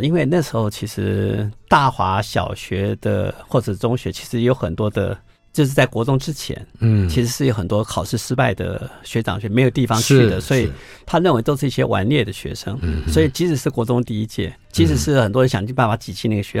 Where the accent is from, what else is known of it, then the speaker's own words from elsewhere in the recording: Taipei, Taiwan; 我在美都丽长大的，我在看美都丽的电影，那时候还是两层楼的水泥建筑。